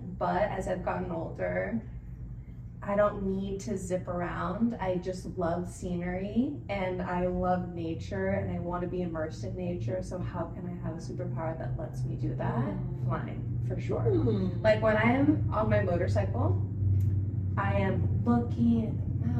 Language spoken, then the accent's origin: English; San Diego, California, United States; moved away as an adult; now in Merced, United States; I'm from San Diego, big city, big soul, just larger than life